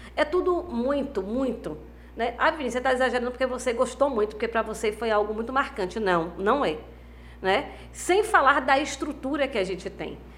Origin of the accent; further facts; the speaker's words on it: Valença, Brazil; da minha cidade, né, de Valença